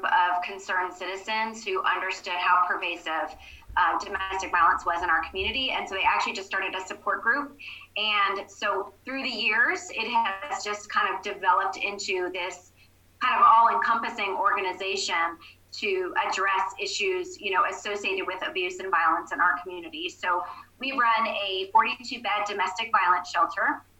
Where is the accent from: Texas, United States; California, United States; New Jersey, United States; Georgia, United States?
New Jersey, United States; I grew up in New Jersey, about 20 minutes out of New York City